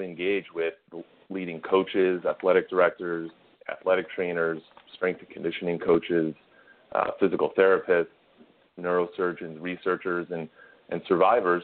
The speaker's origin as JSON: {"language": "English", "town": "Chicago", "region": "Illinois", "country": "United States", "tie": "born or raised there", "also_born_or_lived": "Rochester, New York / Washington, D.C. / Austin, Texas", "moved": "as an adult", "said": "I played pretty much every sport growing up in Chicago"}